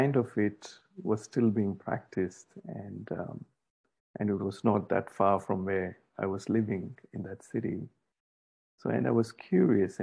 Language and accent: English; India; moved away as an adult; also born or lived in Australia; I had to leave India at that time for my postgraduate studies. So I was 20 at this time. And just arriving in Australia, it was my first time outside my home country